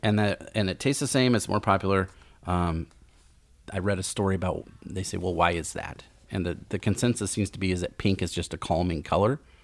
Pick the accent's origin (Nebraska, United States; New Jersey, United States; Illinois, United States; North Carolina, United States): Nebraska, United States; Lincoln; now in Omaha, United States; I'm from Lincoln